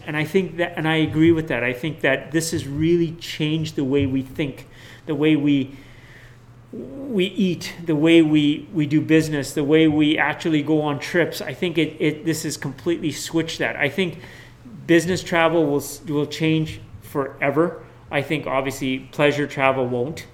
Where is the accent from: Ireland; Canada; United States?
Canada; Manitoba; we're Manitobans